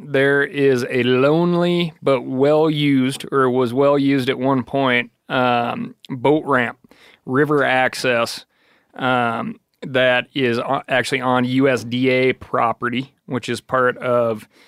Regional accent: Wyoming, United States; Like every single year growing up in Wyoming, you got to go out to Fort Fetterman.

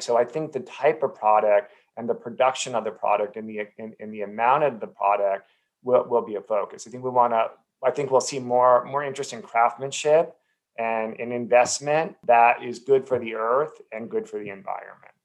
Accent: New Jersey, United States; I grew up in New Jersey

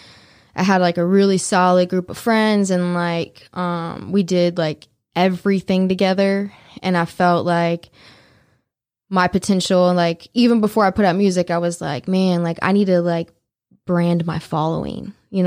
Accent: New Orleans, Louisiana, United States; Well, I'm originally from New Orleans. So the Hudat is, you know, from New Orleans.

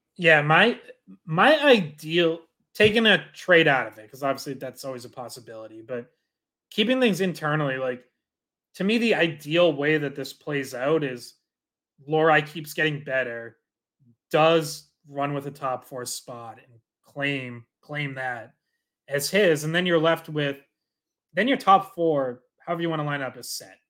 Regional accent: Dracut, Massachusetts, United States; I'm from Dorica, so I'm with you, like, went to Lockmarks's games growing up, Lowell Spinners

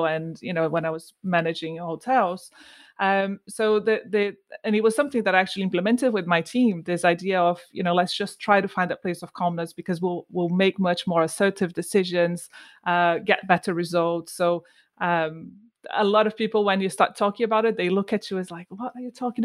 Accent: Brazil; moved away as an adult; also born or lived in Bristol, United Kingdom; now in United Kingdom; I'm from Brazil.

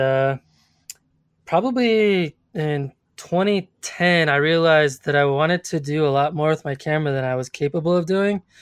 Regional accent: Colorado Springs, Colorado, United States; also born or lived in Boulder, Colorado; I grew up in Colorado Springs, Colorado

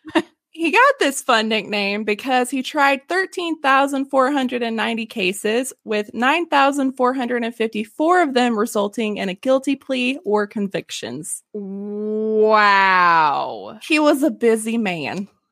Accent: Arkansas, United States; moved away; Fort Smith, Arkansas, back in my home state, close to where love, I lived

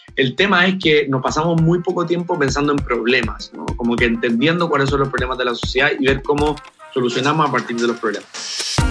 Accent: Chile; moved away as an adult; also born or lived in New Zealand; now in Puerto Rico; fue este terremoto del 2010 que tuvo su epicentro muy cerca de mi ciudad natal.

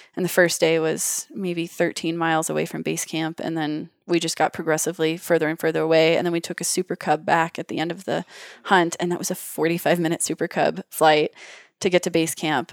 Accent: Wyoming, United States; I'm in Wyoming. I grew up in Wyoming

